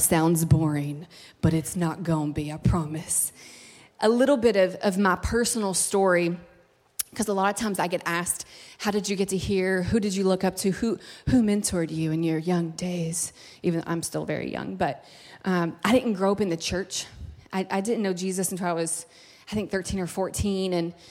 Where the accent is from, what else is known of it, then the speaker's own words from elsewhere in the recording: Kentucky, United States; moved away as an adult; now in California, United States; It's like real cold at home in Kentucky